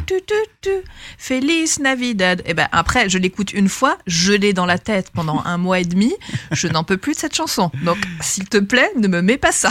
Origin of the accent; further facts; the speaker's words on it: Aix-en-Provence, Provence-Alpes-Côte d'Azur, France; j'ai grandi à Aix-en-Provence